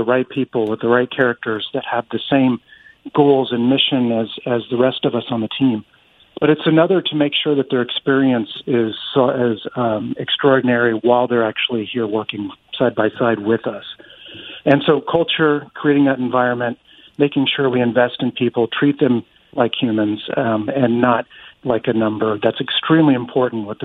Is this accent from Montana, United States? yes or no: yes; Western Montana, United States; moved away as an adult; now in Tri-Cities, United States; I grew up in Western Montana, and I left Montana and spent nearly 21 years with the U.S. Coast